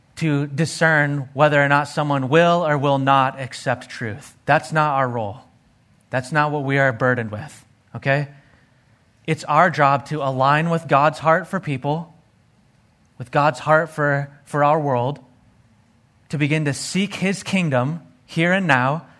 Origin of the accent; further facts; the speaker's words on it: Arizona, United States; growing up in Arizona, hanging out and playing in the desert